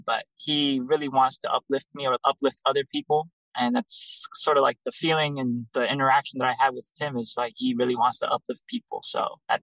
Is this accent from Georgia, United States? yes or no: no; Chicago, Illinois, United States; I'm from Chicago, Illinois